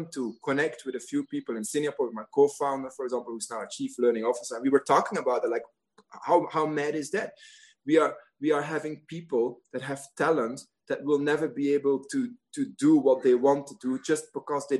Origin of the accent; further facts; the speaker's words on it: Belgium; moved away; in my home country in Belgium